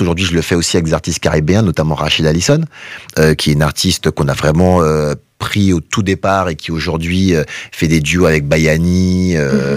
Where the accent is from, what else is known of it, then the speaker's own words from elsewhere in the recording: Guadeloupe; also born or lived in Paris; je suis de Guadeloupe, tu vois, à la base